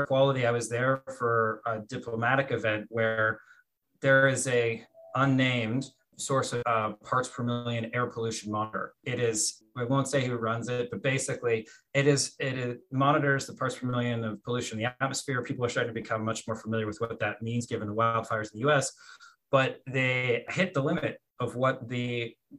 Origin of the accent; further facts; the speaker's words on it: Portland, Oregon, United States; moved away as an adult; also born or lived in Salem, Oregon / Bogota, Colombia; I started out in Portland, Oregon, which is really where my hometown. I was born in Salem and then moved to suburbs of Portland shortly after. And really that's where I grew up